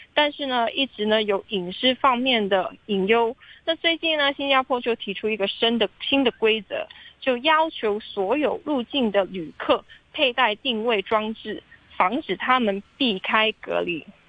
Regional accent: Hong Kong; 香港人其实爱 日本的漫画的文化

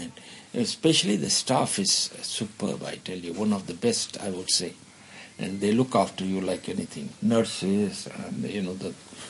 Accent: Hyderabad, Sindh, Pakistan; also born or lived in Bangalore, India; now in Hong Kong; I came from, which is now Pakistan. It was India at that time. I'm from Hyderabad, Sindh.

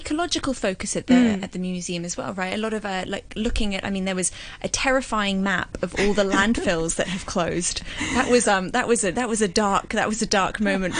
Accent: Hong Kong; I grew up in Hong Kong.

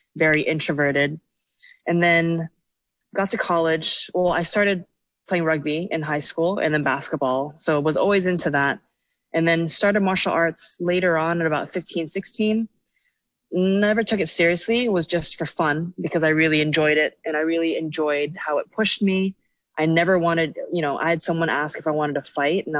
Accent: Hong Kong; moved away as an adult; also born or lived in United States; now in Shanghai, China; So I grew up in Hong Kong, you know, the whole, went to secondary school. So I, well, grew up there.

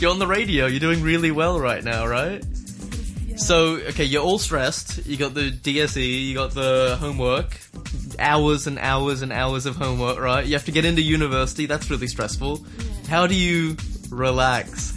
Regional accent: Australia; I'm Australian

